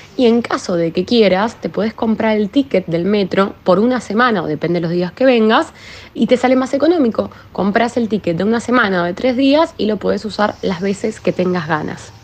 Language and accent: Spanish; Argentina; moved away as an adult; now in Paris, France; soy argentina y vivo en París desde hace siete años